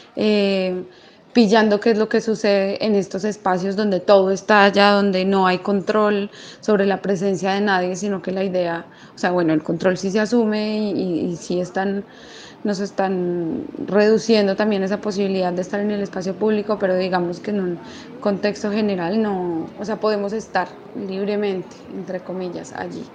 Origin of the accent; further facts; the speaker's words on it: Manizales, Caldas, Colombia; soy de Manizales